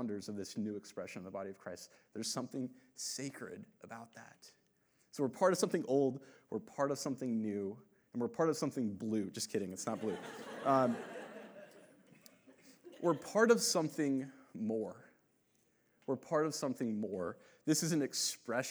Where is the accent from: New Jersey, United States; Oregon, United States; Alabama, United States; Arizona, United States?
Arizona, United States; Phoenix; when I grew up here in Phoenix, this was all desert when I was a kid